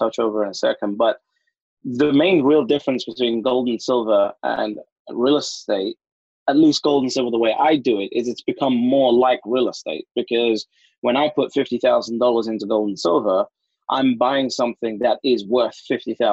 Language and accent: English; London, United Kingdom; My whole life, born and raised in London